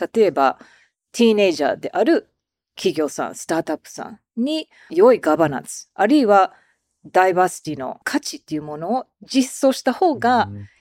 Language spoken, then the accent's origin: Japanese; United States; now in Japan; 常にまあアメリカ人ですから